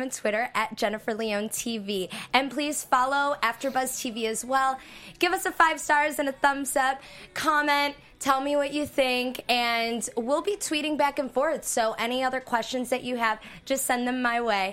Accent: Chicago, Illinois, United States; I grew up in South Side of Chicago

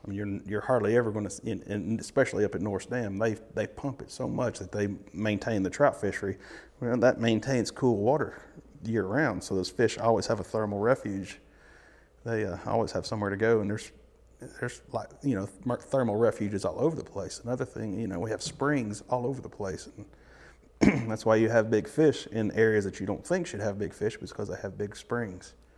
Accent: near Bull Run Steam Plant, East Tennessee, United States; I lived, probably grew up ten minutes from there

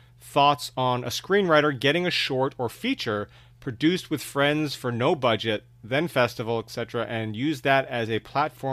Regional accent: South Bay, California, United States; I grew up in the South Bay

